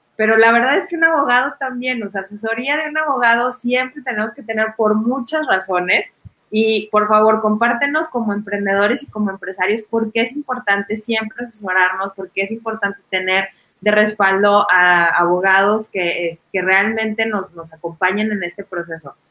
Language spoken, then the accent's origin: Spanish; Mexico; como mexicanos